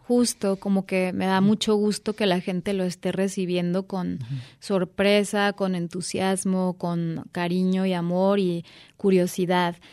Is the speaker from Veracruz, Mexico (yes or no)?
no; Guadalajara, Jalisco, Mexico; moved away; recién llegando a mi tierra